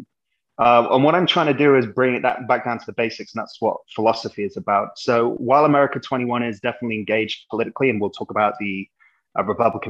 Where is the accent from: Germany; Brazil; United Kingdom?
United Kingdom; England; moved away as an adult; now in United States; I'm an Englishman, as anyone can hear